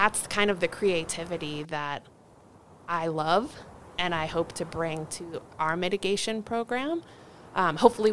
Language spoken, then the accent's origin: English; Northern Virginia, United States; now in Washoe County, United States; I'm originally from Northern Virginia